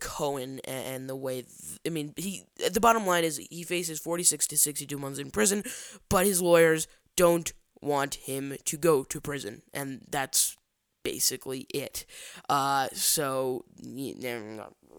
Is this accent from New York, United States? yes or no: no; Chicago, Illinois, United States; down here in my hometown of Chicago